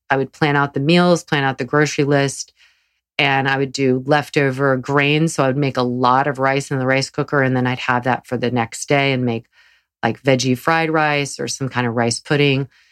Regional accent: the South, United States; growing up in the South

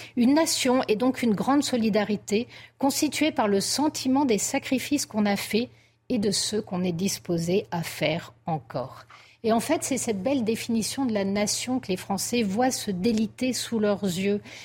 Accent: France; nous sommes français

